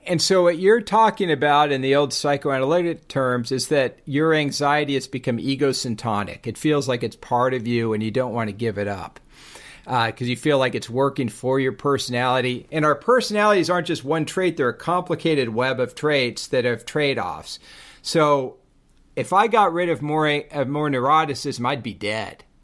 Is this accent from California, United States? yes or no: yes; Laguna Beach, California, United States; I'm from Laguna and I'm a surfer.